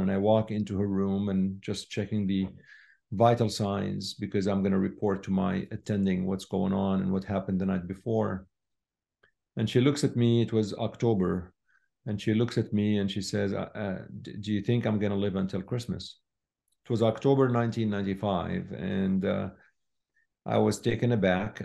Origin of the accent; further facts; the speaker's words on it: Syria; moved away as an adult; I was born in Syria